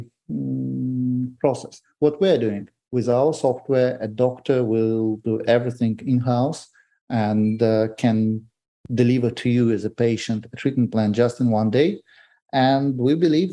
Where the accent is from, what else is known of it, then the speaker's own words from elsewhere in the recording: Moscow, Russia; also born or lived in Grozny, Chechnya, Russia; I was born in Chechnya in Grozny. And in 1994, actually, it was Christmas night, New Eve, actually, when Russia invaded Chechnya with full force. And my parents took me and my daughter, and we moved to Moscow because we had some relatives there. That's where I grew up